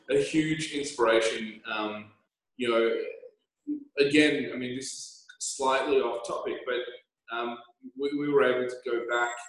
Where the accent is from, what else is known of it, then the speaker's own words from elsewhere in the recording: Canberra, Australian Capital Territory, Australia; also born or lived in Scotland; I was born in Scotland, you know, raised in Canberra, and in Canberra, a relatively small town